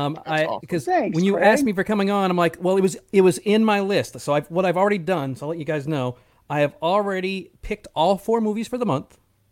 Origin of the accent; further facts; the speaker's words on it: East Coast, United States; now in California, United States; I live in California, and so I'm from the East Coast.